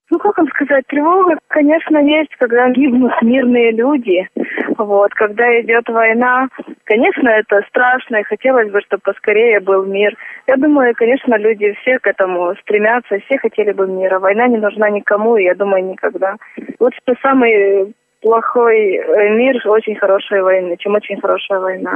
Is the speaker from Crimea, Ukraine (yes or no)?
no; Kyiv, Ukraine; я приехала из Киева. Я украинка